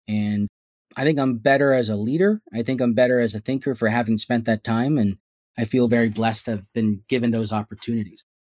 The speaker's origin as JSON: {"language": "English", "town": "San Jose", "region": "California", "country": "United States", "tie": "born or raised there", "said": "I was born and raised here in Silicon Valley in San Jose"}